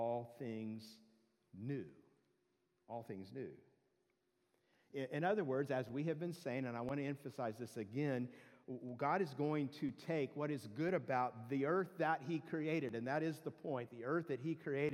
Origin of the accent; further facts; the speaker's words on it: Southern California, United States; I grew up in Southern California